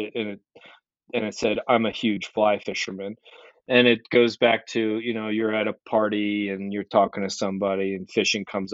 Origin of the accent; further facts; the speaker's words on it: Maryland, United States; I grew up in Maryland, mid-Atlantic